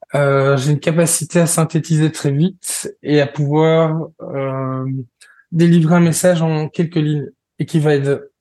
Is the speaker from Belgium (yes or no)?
yes; Belgium; je suis belge